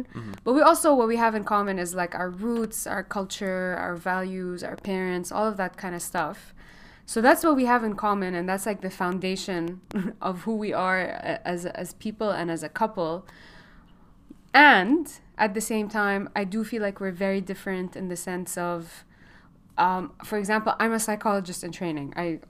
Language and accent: English; Lebanon; also born or lived in Gulf; now in Chicago, United States; We have in common is that we're both Lebanese, but we kind of didn't really live in Lebanon. I grew up in the Gulf.